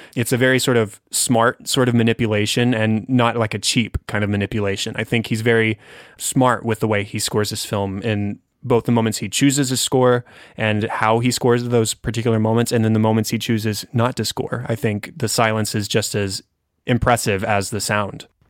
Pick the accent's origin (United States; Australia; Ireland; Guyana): United States; I'm an American